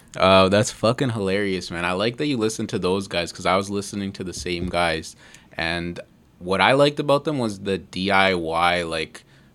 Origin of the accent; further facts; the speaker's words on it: Mississauga, Ontario, Canada; I'm from Mississauga